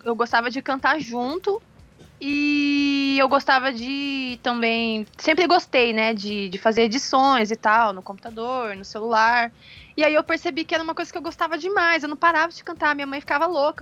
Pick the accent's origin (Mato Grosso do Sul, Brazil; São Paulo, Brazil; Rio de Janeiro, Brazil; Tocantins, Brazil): Mato Grosso do Sul, Brazil; Campo Grande; nasci aqui em Campo Grande. Uhum. É e nunca saí daqui